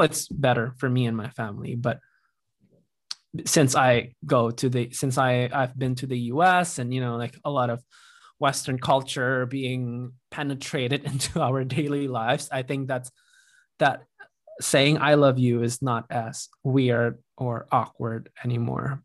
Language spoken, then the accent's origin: English; Indonesia; moved away as an adult; also born or lived in Iowa; when I moved to Iowa for college from Indonesia